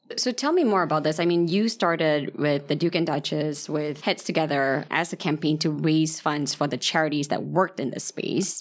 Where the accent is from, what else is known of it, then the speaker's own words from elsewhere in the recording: Malaysia; I'm from Malaysia